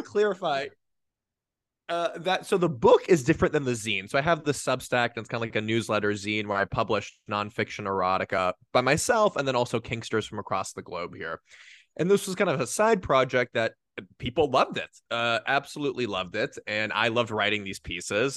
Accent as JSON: {"language": "English", "town": "Los Angeles", "region": "California", "country": "United States", "tie": "born or raised there", "said": "I grew up in Los Angeles' San Fernando Valley, aka the Valley"}